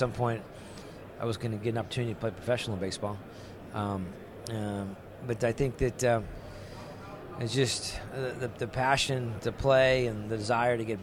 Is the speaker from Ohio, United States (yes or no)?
no; Santa Fe Springs, California, United States; I grew up in Southern California